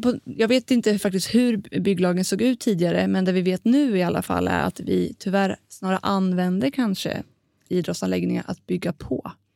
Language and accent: Swedish; Linköping, Östergötland, Sweden; moved away as an adult; now in Stockholm, Sweden; jag kommer från Linköping men har ju bott då mitt vuxna liv i Stockholm